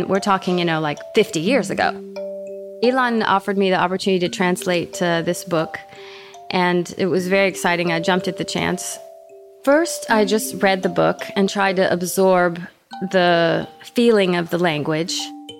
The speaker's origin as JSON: {"language": "English", "town": "San Antonio", "region": "Texas", "country": "United States", "tie": "born or raised there", "said": "I mean, as a Jew growing up in San Antonio, Texas, my parents had this book because they wanted me to learn Hebrew as a kid."}